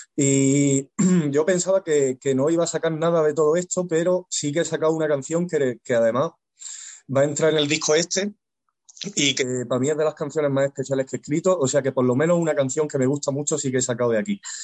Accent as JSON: {"language": "Spanish", "town": "Güevéjar", "region": "Andalusia", "country": "Spain", "tie": "born or raised there", "also_born_or_lived": "Granada", "said": "yo nací en Granada, capital, pero luego nos mudamos a un pueblecito pequeño"}